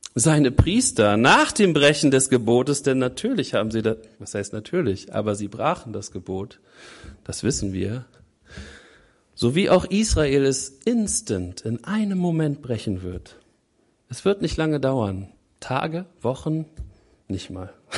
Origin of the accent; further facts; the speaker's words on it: Germany; Wir Deutschen